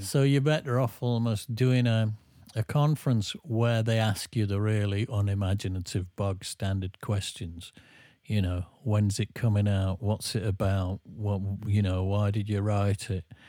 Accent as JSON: {"language": "English", "region": "England", "country": "United Kingdom", "said": "I'm English"}